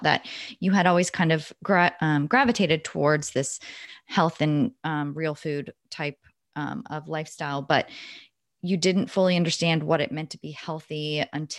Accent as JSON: {"language": "English", "region": "the South", "country": "United States", "said": "I'm from the South"}